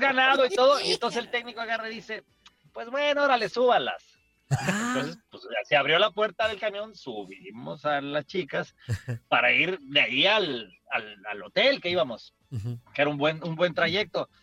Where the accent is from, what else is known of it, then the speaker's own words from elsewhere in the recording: Mexico City, Mexico; en el centro de Coyoacán, de donde yo soy originario, ahí en la Ciudad de, de México